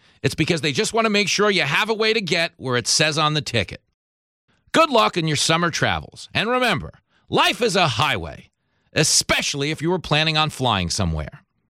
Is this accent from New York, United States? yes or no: yes; New York, United States; I saw something on the roads of Ohio I've never seen as a New Yorker.